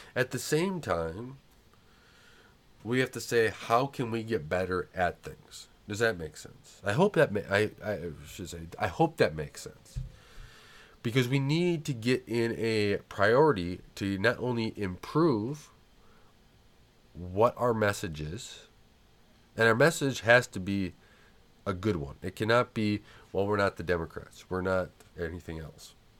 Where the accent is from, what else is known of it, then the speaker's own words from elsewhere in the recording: United States; We, as American people